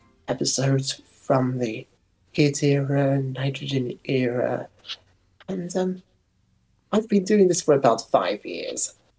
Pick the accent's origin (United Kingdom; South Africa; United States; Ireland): United Kingdom; As you can tell, I am British